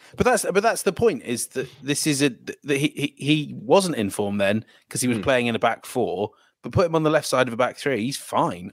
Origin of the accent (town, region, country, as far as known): England, United Kingdom